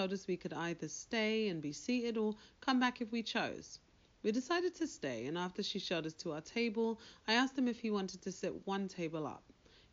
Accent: United Kingdom; moved away; I'm British

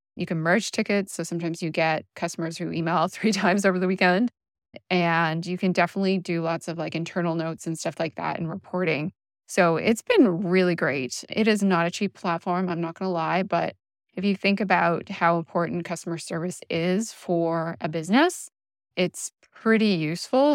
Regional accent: Canada; I'm Canadian.

